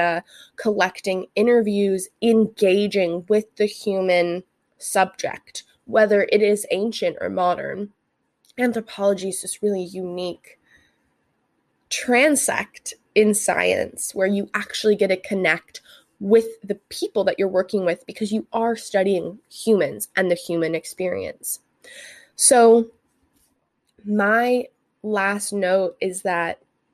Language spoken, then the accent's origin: English; Santa Barbara, California, United States; I grew up in the Santa Barbara area